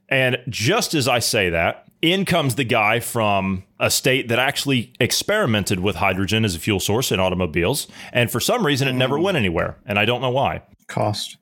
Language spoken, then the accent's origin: English; United States; I'm an American